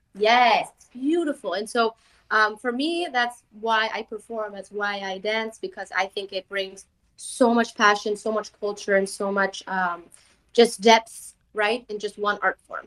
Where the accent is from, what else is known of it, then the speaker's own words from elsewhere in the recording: Bulgaria; I'm gypsy from Bulgaria, my mother's from Spain